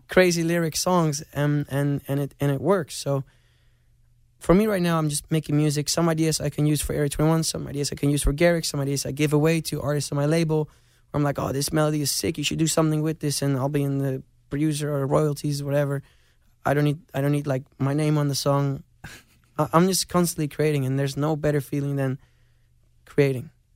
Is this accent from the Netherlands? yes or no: yes; Amsterdam, North Holland, Netherlands; I grew up in Amsterdam